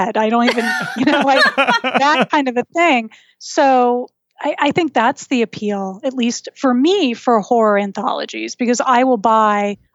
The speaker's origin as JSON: {"language": "English", "region": "New England", "country": "United States", "said": "I'm from New England, and we are the home of that horrible, horrible case"}